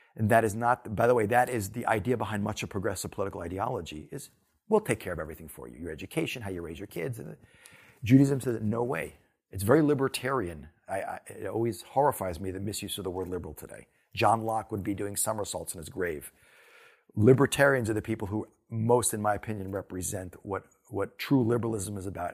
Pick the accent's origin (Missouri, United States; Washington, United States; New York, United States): New York, United States; New Rochelle; New Rochelle, my hometown